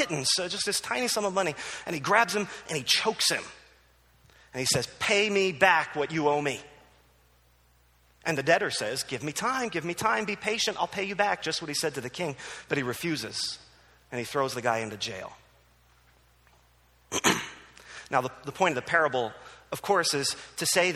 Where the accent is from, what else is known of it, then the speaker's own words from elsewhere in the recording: New Jersey, United States; moved away; also born or lived in Philadelphia; I grew up in New Jersey